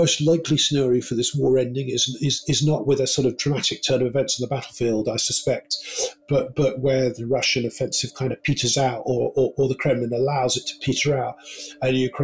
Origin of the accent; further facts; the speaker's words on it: United Kingdom; as a British journalist